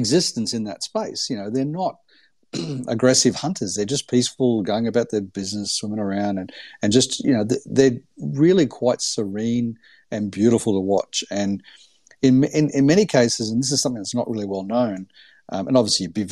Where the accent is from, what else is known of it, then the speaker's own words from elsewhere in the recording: Gold Coast, Queensland, Australia; I grew up on the Gold Coast in Australia